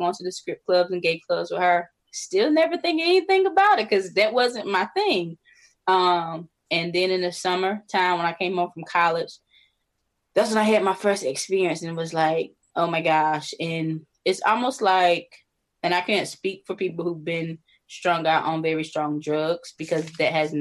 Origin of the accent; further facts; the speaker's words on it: North Carolina, United States; moved away as an adult; now in Maryland, United States; I'm originally from North Carolina. I live in Maryland now